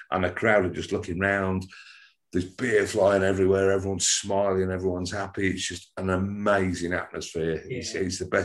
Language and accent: English; Wigan, North West England, United Kingdom; also born or lived in Nottingham / Ormskirk / Southport / Liverpool; I was born in Nottingham. This is a story longer than a bit of string. we we ended up in Wigan, then we moved